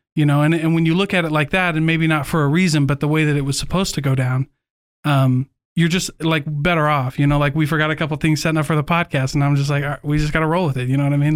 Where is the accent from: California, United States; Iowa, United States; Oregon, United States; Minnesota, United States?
Iowa, United States; moved away; we grew up in Iowa